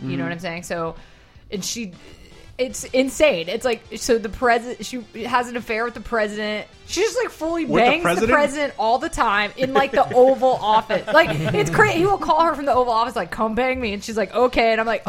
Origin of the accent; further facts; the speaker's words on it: Atlanta, Georgia, United States; moved away; I grew up in Atlanta